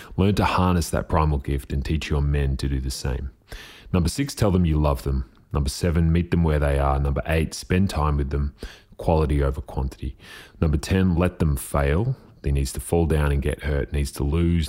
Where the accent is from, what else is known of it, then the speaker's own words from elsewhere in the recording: Diamond Valley Football League, Victoria, Australia; I grew up playing in the Diamond Valley Football League, which later became the Northern Football League